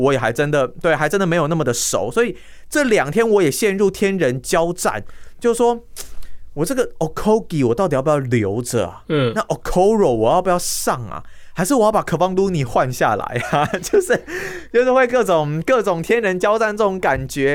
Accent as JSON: {"language": "Chinese", "region": "Tainan", "country": "Taiwan", "said": "身为台南人哦，嗯。连五分钟的便利商店我都要骑机车了"}